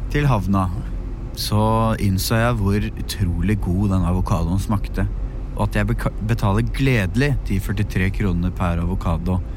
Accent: Norway; Jeg er journalist fra Norge.

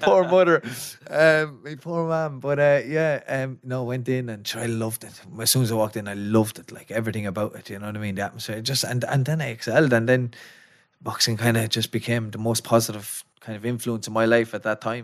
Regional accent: Athy, Leinster, Ireland; I'm from Atai, County Kildare

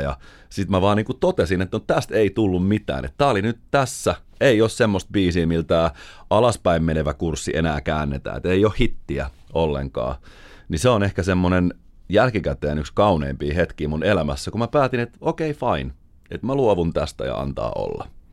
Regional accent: Finland; me ollaan Suomesta

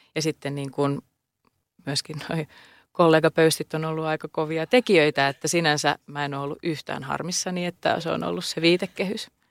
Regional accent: Helsinki, Uusimaa, Finland; Mä oon Pohjois-Helsingistä kotosin

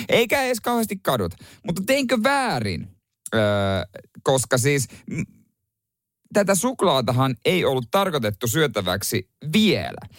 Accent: Seinäjoki, South Ostrobothnia, Finland; Seinäjoella, mistä mä kotoisin

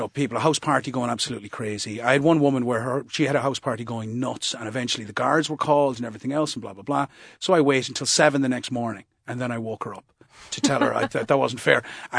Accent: Moyross, Munster, Ireland; And as I say, I grew up in Moyross, so I'm not exactly afraid of confrontation.

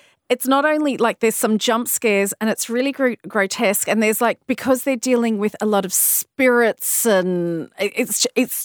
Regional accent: Australia; Being an Australian

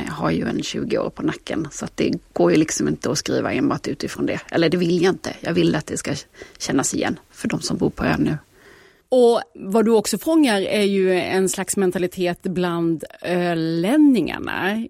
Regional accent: Kalmar, Kalmar County, Sweden; born there; Ja, jag är ju född i Kalmar, ja. men mina föräldrar var stockholmare.

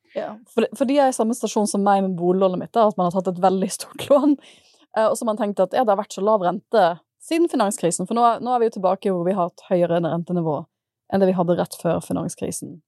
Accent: Bergen, Vestland, Norway; moved away; det er derfor jeg er fra Bergen, fordi de studerte da jeg ble født

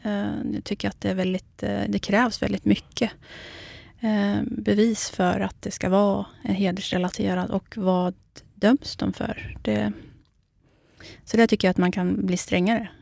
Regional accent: Iraqi Kurdistan, Kurdistan Region, Iraq; now in Sweden; Jag är ju själv kurd, mm. så att jag kommer ju från den irakiska delen

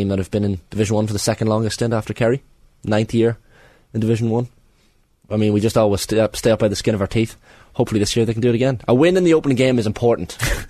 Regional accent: Newry, Northern Ireland, United Kingdom; born there; I was born in Daisy Hill Hospital, which is on the Armagh side of the Newry Divide.

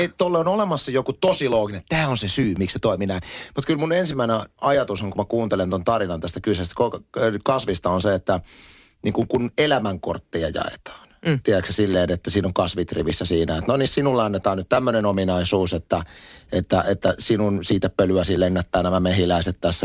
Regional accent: Espoo, Uusimaa, Finland; also born or lived in Lohja; minä olen Espoosta, vaan sit musta tulee hesalainen

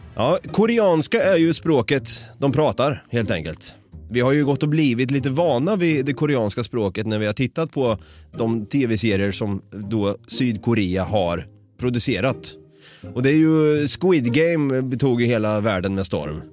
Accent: Sweden; Jag är svensk

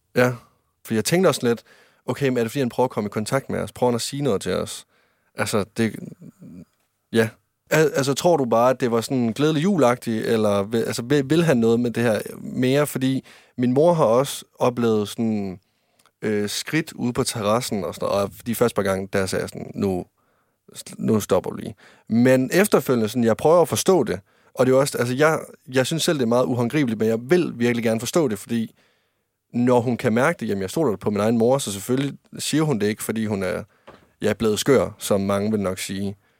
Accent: Varde, Southern Denmark, Denmark; moved away; der var jeg hjemme i Varde, der var jeg kommer fra, over i Vestjylland

